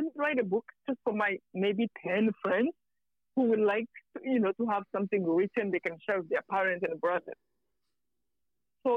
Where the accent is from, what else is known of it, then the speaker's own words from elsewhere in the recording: Rwanda; moved away; I'm from Rwanda.